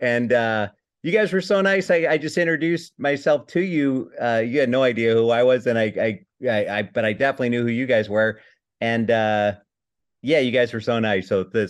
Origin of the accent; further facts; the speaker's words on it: Chicago, Illinois, United States; growing up in Chicago